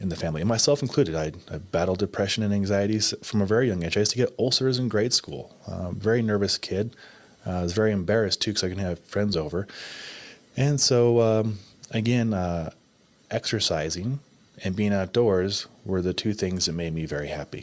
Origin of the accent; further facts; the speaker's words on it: Omaha, Nebraska, United States; growing up in Omaha, Nebraska, parents were married up until the day they passed